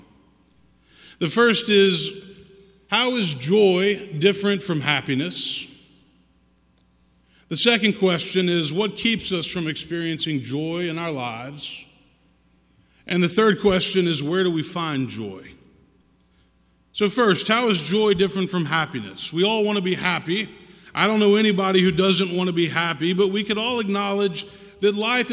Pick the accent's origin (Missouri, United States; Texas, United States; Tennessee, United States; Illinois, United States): Tennessee, United States; Memphis; Christmases growing up in Memphis, singing carols and opening presents around the tree.